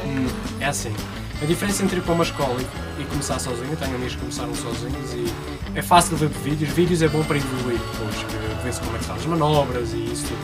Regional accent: Madeira, Portugal; moved away as an adult; now in Porto, Portugal; sou da Madeira. Comecei quando tinha 11 anos lá numa praia, na, na Madeira.

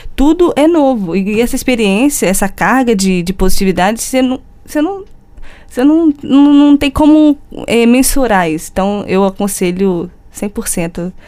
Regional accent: Juiz de Fora, Minas Gerais, Brazil; moved away as an adult; also born or lived in Porto, Portugal; eu venho da Universidade Federal de Juiz de Fora, Minas Gerais, do Brasil

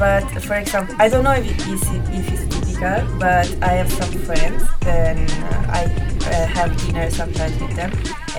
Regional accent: Lombardy, Italy; first language Italian; English is a second language; moved away as an adult; also born or lived in Philippines; now in Porto, Portugal; And I came from Italy and Philippines because my parents came from different countries. So my mother came from Philippines and I was born there, like her. But I spend most of my time in Italy. So it's the place where I spend my life, and the language is that I know is Italian.

